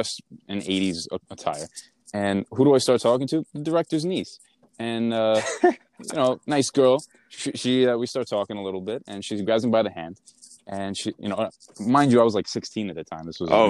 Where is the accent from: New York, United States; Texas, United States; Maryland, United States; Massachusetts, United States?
New York, United States; Queens; also born or lived in Manhattan, United States; Yeah, I was born in Manhattan. I was raised in Queens.